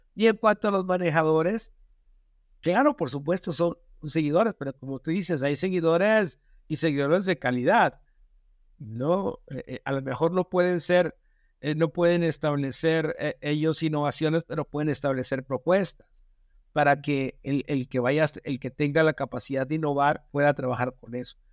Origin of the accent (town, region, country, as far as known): Mexico